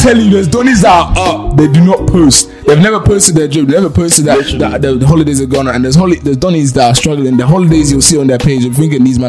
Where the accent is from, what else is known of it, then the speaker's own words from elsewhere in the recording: Bristol, South West England, United Kingdom; I'm from Bristol